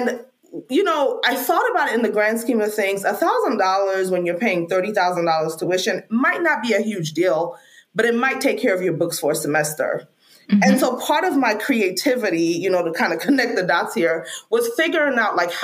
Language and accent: English; Freetown, Western Area, Sierra Leone; now in United States; I'm an immigrant from Sierra Leone, Freetown, Sierra Leone